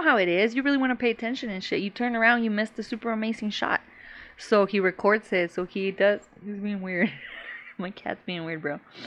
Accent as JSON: {"language": "English", "region": "Chihuahua", "country": "Mexico", "tie": "born or raised there", "first_language": "Spanish", "second_language": "English", "moved": "yes", "said": "I was raised in Chihuahua."}